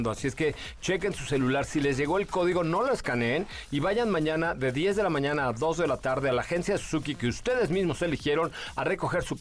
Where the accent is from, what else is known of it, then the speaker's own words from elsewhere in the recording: Zacazonapan, State of Mexico, Mexico; En el Estado de México nací. ¿Te sabes esa? Yo soy de Zacazonapan, donde crecí ya no sé más.